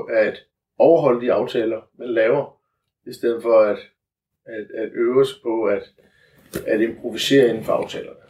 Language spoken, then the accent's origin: Danish; Funen, Southern Denmark, Denmark; vi er fynboer